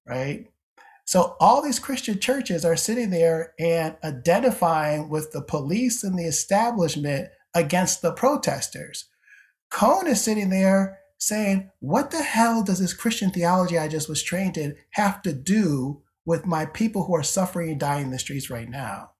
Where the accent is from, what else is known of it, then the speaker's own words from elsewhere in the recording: Syracuse, New York, United States; moved away as an adult; now in Cincinnati, United States; I grew up in Syracuse, New York